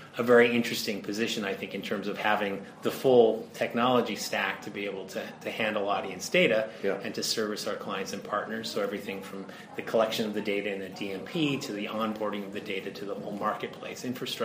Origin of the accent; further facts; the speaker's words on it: United States; moved away as an adult; also born or lived in Singapore; now in New York, United States; Well, I'm American, but I've been working overseas for quite some time, particularly a lot in Asia-Pacific and Europe.